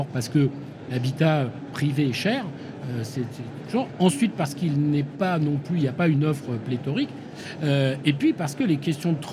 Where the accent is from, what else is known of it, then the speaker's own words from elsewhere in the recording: Île-de-France, France; born there; je suis né dans le Val-de-Marne. j'ai habité dans du logement social un hein, gentil, des bars de 10 étages au ras du périphérique.